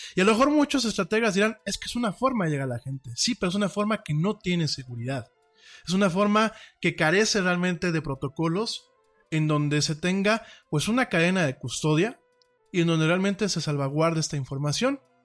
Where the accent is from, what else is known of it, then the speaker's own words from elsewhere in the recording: Mexico; como ciudadano de, este país